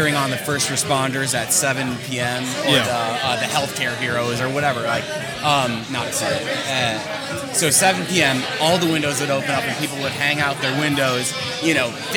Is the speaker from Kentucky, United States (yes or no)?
yes; Murray, Kentucky, United States; moved away as an adult; now in New York, United States; I'm from Murray, Kentucky.